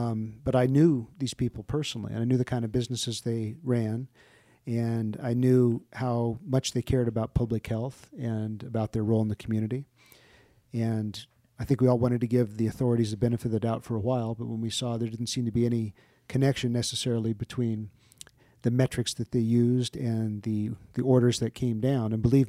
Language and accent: English; Maryland, United States; born there; I was born in Malcolm Grow Hospital and Andrews Air Force Base, which is now, I think, Joint Base Andrews, outside of Washington, D.C. So I am not a native. I guess I'm technically a semi-Southerner born south of the Mason-Dixon line in Maryland.